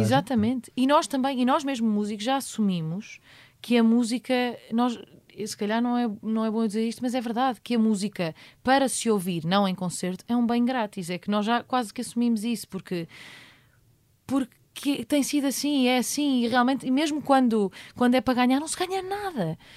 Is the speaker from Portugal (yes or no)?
yes; Portugal; sou português também